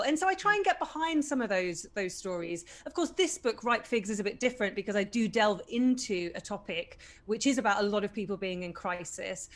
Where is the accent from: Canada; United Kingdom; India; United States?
United Kingdom; I am British, so I don't want to mock my own people